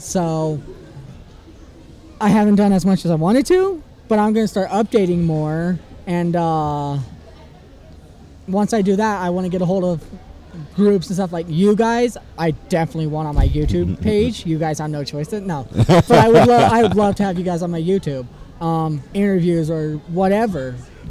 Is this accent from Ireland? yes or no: yes; Ireland; plus I can do the accent perfectly because I'm Irish and it's pretty Irish, close.